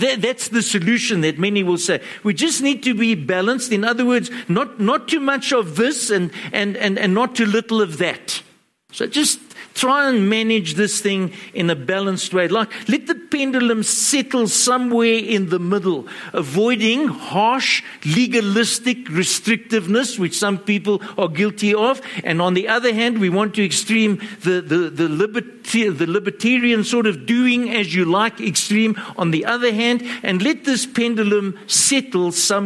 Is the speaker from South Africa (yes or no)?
yes; Johannesburg, Gauteng, South Africa; growing up in Joburg